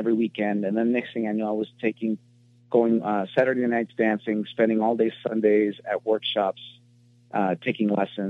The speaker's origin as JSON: {"language": "English", "town": "Los Angeles", "region": "California", "country": "United States", "tie": "born or raised there", "said": "I was born and raised in Hollywood, California"}